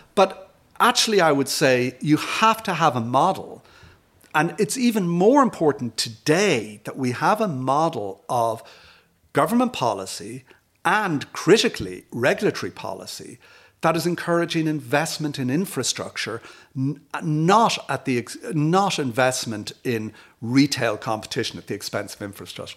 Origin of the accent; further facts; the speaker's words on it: Dublin, Leinster, Ireland; moved away as an adult; also born or lived in United States; now in Glasthule, Ireland; I'm from Dublin. I came back here, I grew up in Dundrum.